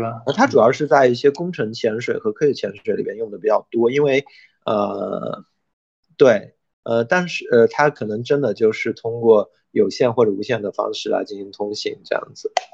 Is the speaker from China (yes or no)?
yes; China; 我们中国人